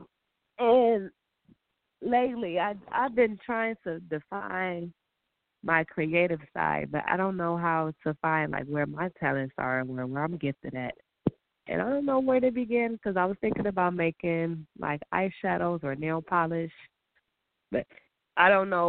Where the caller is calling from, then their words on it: Michigan, United States; I'm calling from Michigan